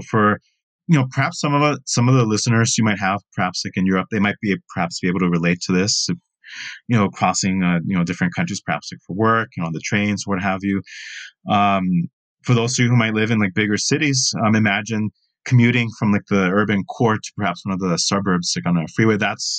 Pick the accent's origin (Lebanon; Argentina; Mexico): Mexico; northern Mexico; now in Los Angeles, United States; like where I'm from